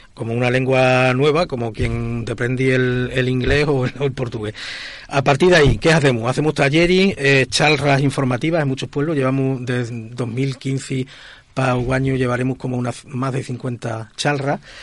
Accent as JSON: {"language": "Spanish", "region": "Extremadura", "country": "Spain", "said": "es mi, mi segunda patria después de Extremadura"}